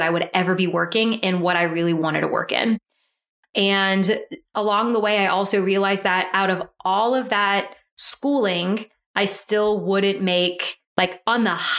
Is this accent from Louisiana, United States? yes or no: yes; Deep South Louisiana, United States; also born or lived in Mississippi; I am from Deep South Louisiana, went to school at the University of Southern Mississippi.